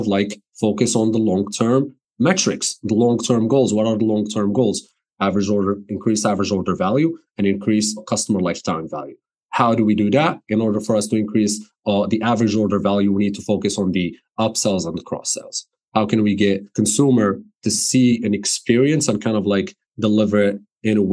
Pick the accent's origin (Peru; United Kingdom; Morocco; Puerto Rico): Morocco; English is a second language; moved away as an adult; also born or lived in New Jersey, United States; now in United States; I was born and raised in Morocco. I moved to the States in 2010